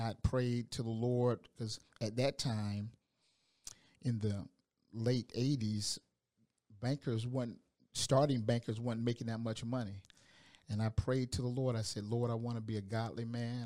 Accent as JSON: {"language": "English", "town": "Augusta", "region": "Georgia", "country": "United States", "moved": "yes", "said": "I'm from Augusta, Georgia"}